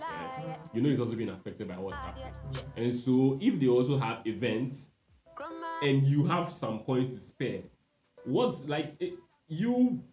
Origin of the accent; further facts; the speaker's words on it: Ghana; as a Ghanaian